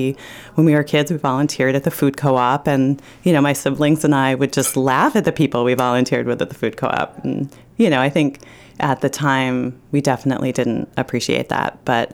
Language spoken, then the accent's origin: English; Northampton, Massachusetts, United States; I was raised by hippies in Western Massachusetts in the 70s. You know, we lived in Northampton, Mass.